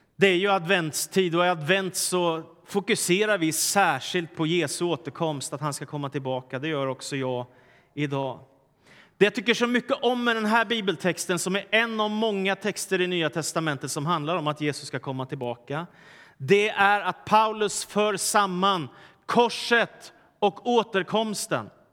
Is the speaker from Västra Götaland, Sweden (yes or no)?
no; Stockholm, Stockholm County, Sweden; när jag växte upp i Stockholm på 70 och 80-talet